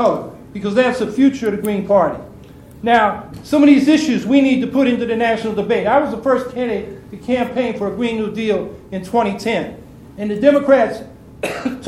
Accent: San Francisco Bay Area, California, United States; now in Syracuse, United States; I came up in the San Francisco Bay Area

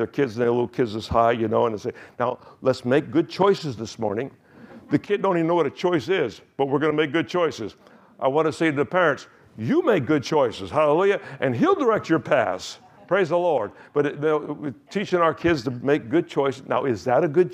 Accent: United States; accent: American; my accent is still American

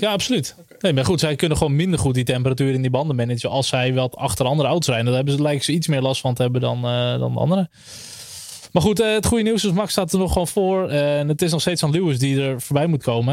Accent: Netherlands; als Nederlander

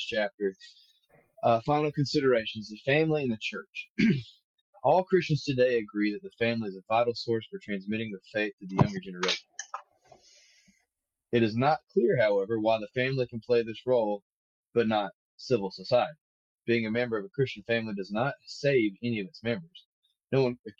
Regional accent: the American South, United States; as Southerners ourselves

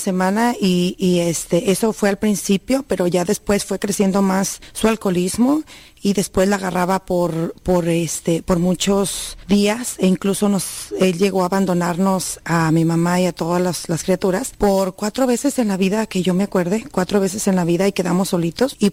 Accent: Jalisco, Mexico; Eh, ahí en nuestro rancho, yo vengo de la Sierra de Jalisco y pues no se escuchaba, más que nada era nomás que el tequila y que andaban borrachitos por ahí en las calles

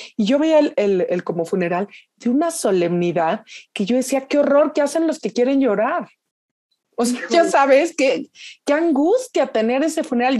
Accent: Mexico; ya siendo mexicana

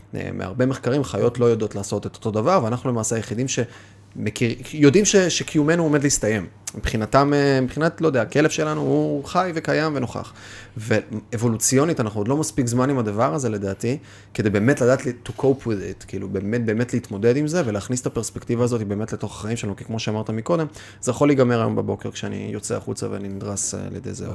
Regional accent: the Krayot, Haifa District, Israel; גדלתי בקריות, אז אה, קריית ביאליק, מוצקין

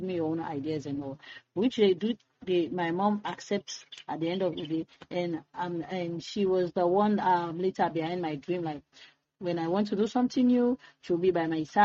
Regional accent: Freetown, Western Area, Sierra Leone; I was born and raised in Freetown

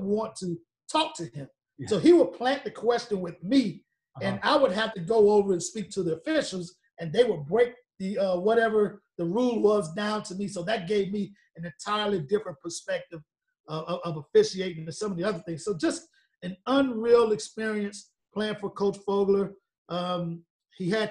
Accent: Columbia, South Carolina, United States; I grew up 10 minutes away from the campus

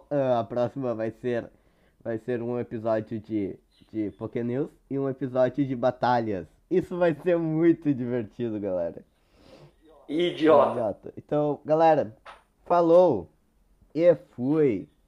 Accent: Rio Grande do Sul, Brazil; Fomos criados na campanha com cabelos fumaçados.

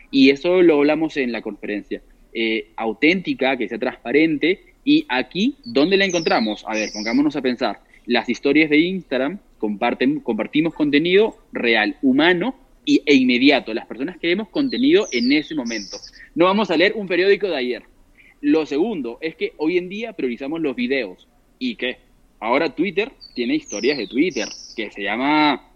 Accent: Peru; yo soy de Perú

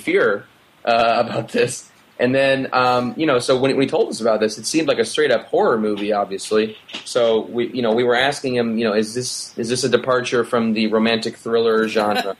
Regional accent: Minneapolis, Minnesota, United States; I grew up in Minneapolis

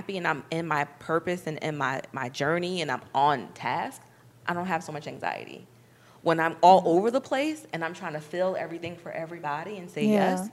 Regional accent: New York, United States; moved away; I'm from New York.

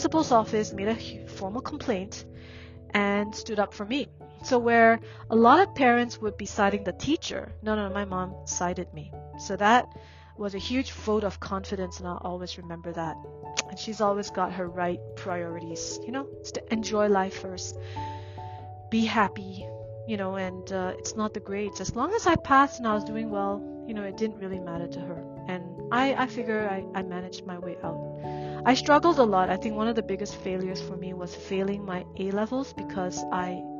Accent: Singapore; moved away as an adult; also born or lived in Burma; now in France; as an immigrant child growing up in Singapore, where I'm not Chinese nor Malay nor Indian

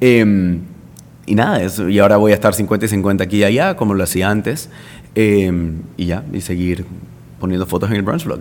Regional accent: Panama; moved away as an adult; now in Madrid, Spain; yo soy solo de Panamá

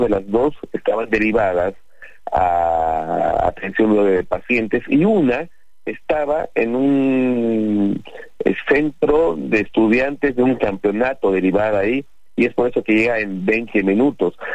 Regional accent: Bolivia; moved away as an adult; now in Argentina; como bolivianos y estamos radicando en Argentina

